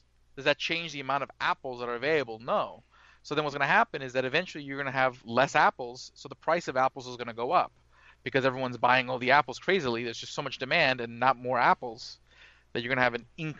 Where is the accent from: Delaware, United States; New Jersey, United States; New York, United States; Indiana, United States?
New York, United States; Brooklyn; I'm from Brooklyn, so I'm probably not too far from where you're at.